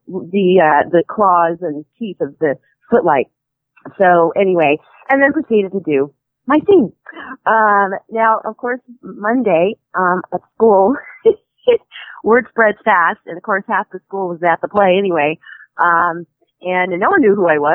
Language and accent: English; Missouri, United States; I'm from Missouri.